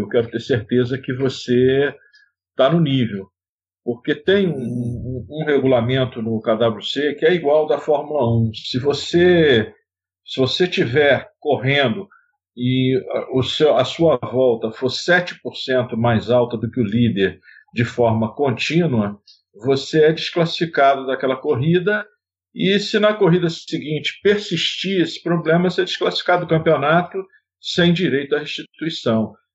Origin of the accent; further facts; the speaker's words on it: Brazil; Sou nascido no Brasil